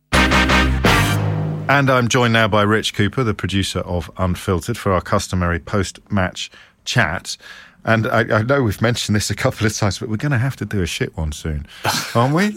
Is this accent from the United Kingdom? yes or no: yes; Midlands, United Kingdom; growing up in the Midlands in the seventies